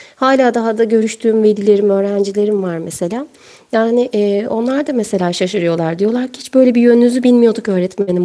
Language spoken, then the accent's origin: Turkish; İzmir, Turkey; ilkokuldayken e, İzmir'de Ertuğrul Gazi ilk öğretimde okudum